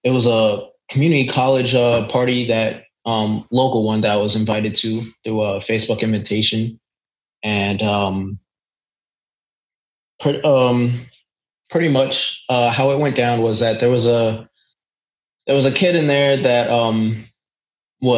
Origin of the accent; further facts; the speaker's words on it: New York, United States; I grew up in a suburban area in New York